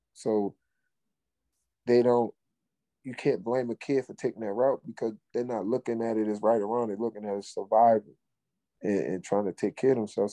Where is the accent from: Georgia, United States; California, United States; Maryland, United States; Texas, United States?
Maryland, United States; Baltimore; also born or lived in Fort Washington, Maryland; I'm from Baltimore. We don't even listen to go go. That's DC shit.